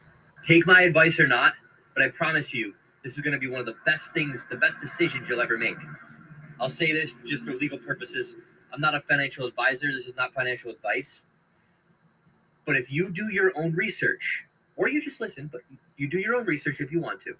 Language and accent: English; United States; I'm from America